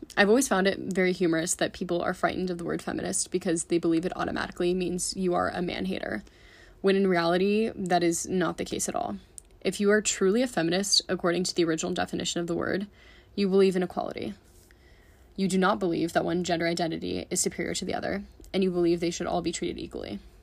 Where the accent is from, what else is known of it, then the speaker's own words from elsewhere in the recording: San Francisco, California, United States; moved away as an adult; now in Boulder, United States; I'm originally from San Francisco, California, and moved to Boulder to go to school